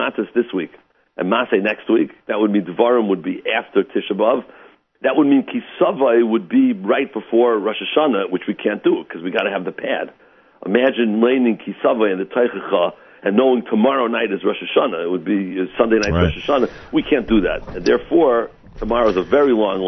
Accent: St. Louis, Missouri, United States; moved away; I'm originally from St. Louis

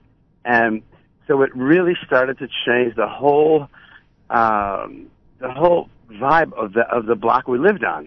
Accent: Buffalo, New York, United States; growing up in Buffalo

